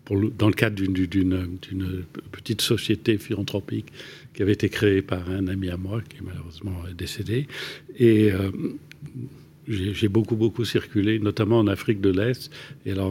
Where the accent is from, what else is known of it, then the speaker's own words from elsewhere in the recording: Paris, Île-de-France, France; non bah, pas en Picardie. À, Paris. À et Paris.